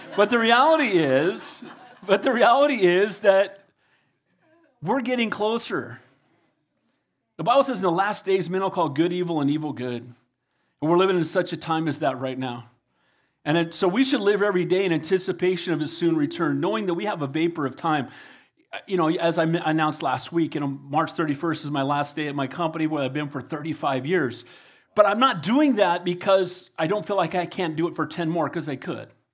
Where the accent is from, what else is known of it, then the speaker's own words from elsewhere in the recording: United States; I'm blessed to be an American